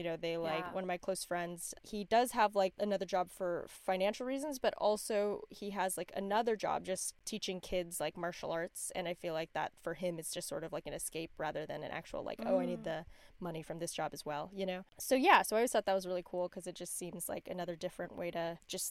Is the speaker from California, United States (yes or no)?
yes; La Quinta, California, United States; I grew up in La Quinta, which is like a suburb in LA, outside of LA kind of, and it was like 30% Asian, I think, in the high school.